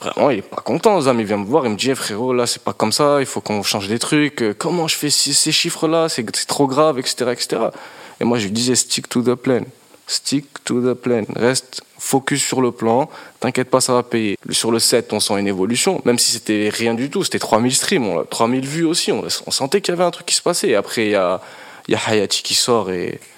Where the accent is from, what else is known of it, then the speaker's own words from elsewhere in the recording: Mauritania; moved away as an adult; now in France; j'ai grandi euh, en Mauritanie